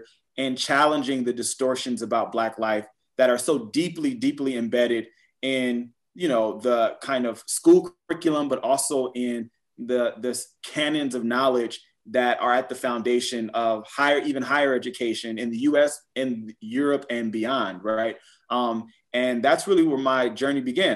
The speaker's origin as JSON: {"language": "English", "town": "Compton", "region": "California", "country": "United States", "said": "I'm from Southern California, so Compton, California"}